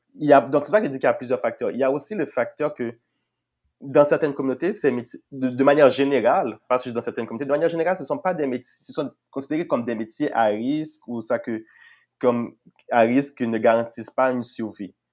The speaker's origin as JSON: {"language": "French", "country": "Haiti", "moved": "yes", "lives_now": "Quebec, Canada", "said": "je venais d'Haïti"}